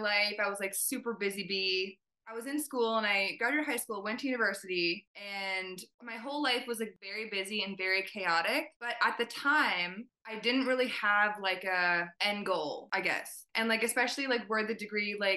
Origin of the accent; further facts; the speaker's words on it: Ontario, Canada; also born or lived in Italy; So I actually grew up in Ontario. I was born and raised in Canada.